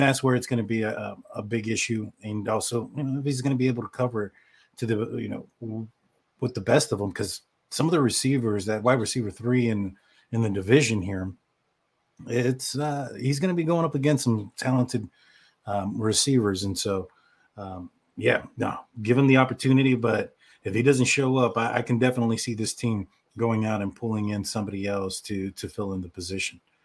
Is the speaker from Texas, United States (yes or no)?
yes; Texas, United States; I'm from Texas